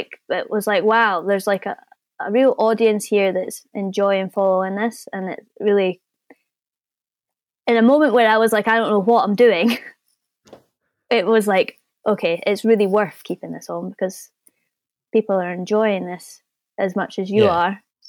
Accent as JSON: {"language": "English", "country": "New Zealand", "said": "And I'm coming from New Zealand. So, you know, if I can make it happen, then you can definitely make it happen."}